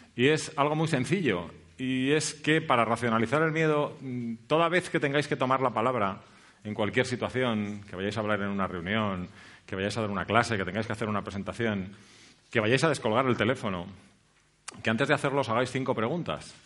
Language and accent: Spanish; Spain; nosotros, como españoles